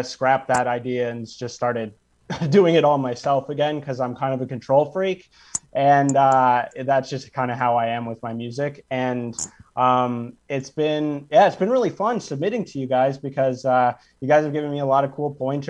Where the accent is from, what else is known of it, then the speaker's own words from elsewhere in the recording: Ontario, Canada; moved away as an adult; now in Nova Scotia, Canada; So I'm from Ontario originally. I grew up there and I just moved to Nova Scotia.